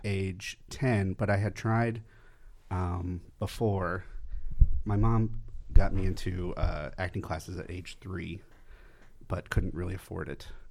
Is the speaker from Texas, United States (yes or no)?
no; Camarillo, California, United States; I grew up in Camarillo, California, which is about an hour north of here